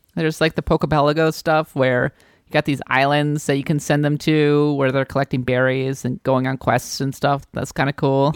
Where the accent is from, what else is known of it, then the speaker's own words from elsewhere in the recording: United States; I'm an American